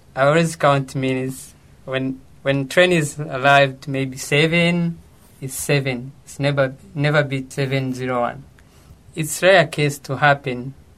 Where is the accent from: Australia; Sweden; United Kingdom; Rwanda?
Rwanda; moved away as an adult; now in Japan; I'm from Rwanda